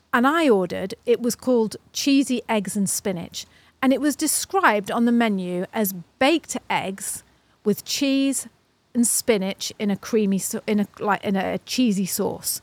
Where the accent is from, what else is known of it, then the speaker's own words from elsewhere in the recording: United Kingdom; British people, or me anyway